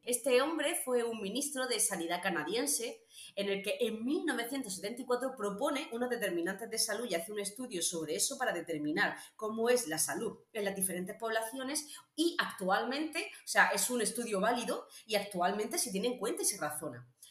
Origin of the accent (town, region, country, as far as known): Region of Murcia, Spain